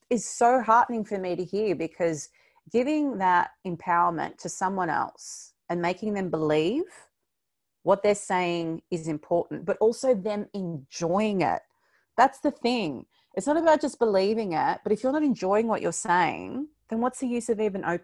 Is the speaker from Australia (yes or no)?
yes; Victoria, Australia; I know your listeners are all round, but we're from Victoria, and the fact that we can actually go outside now for two hours is uh, a reason to get out of the bed.